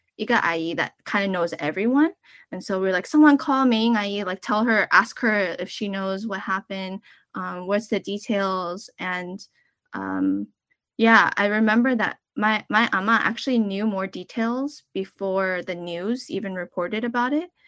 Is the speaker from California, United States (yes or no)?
yes; Southern California, United States; born or raised there